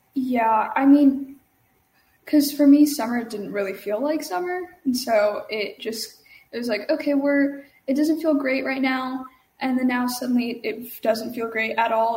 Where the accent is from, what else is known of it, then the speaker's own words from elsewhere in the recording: Dallas-Fort Worth Metroplex, Texas, United States; I'm from the DFW Metroplex in Texas